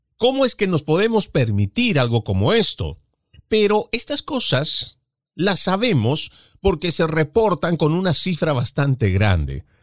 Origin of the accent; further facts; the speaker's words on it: Bolivia; en mi país, por lo menos en el cual yo he nacido, en Bolivia